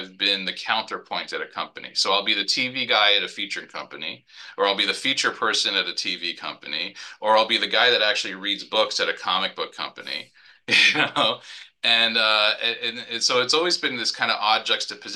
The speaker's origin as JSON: {"language": "English", "town": "New York City", "region": "New York", "country": "United States", "tie": "born or raised there", "said": "growing up in New York and Manhattan being I was a Marvel kid"}